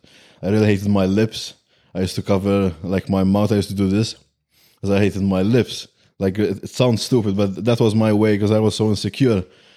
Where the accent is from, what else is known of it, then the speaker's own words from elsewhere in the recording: Malta; Malta. We're from Malta.